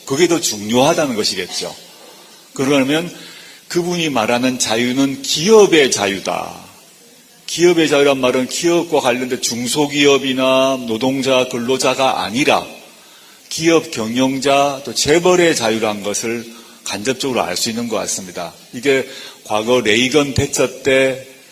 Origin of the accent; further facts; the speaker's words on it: Busan, South Korea; 제가 이제 부산 출신이다 보니까